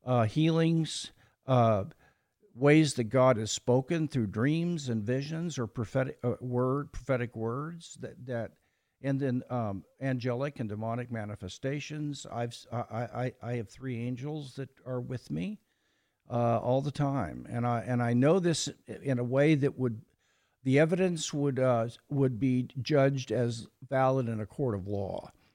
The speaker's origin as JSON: {"language": "English", "town": "Kansas City", "region": "Missouri", "country": "United States", "tie": "born there", "said": "Well, I was born in Kansas City, Missouri, and attended a mildly liberal Methodist church as a boy."}